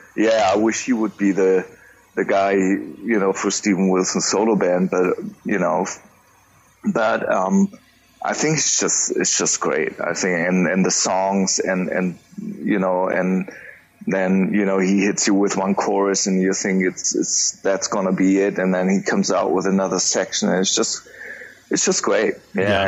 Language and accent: English; Germany; I'm from Germany, based in Munich